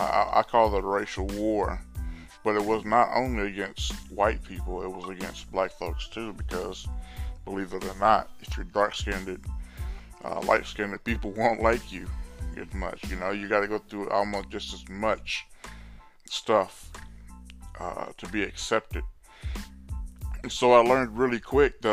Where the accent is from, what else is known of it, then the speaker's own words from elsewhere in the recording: Orange, Texas, United States; also born or lived in Baytown, Texas; I was born and raised in Orange, Texas